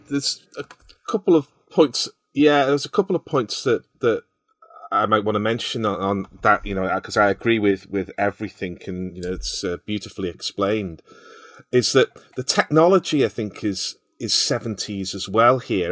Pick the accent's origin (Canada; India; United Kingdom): United Kingdom; Liverpool, North West England; I can remember playing football on ash pitches as well in Liverpool.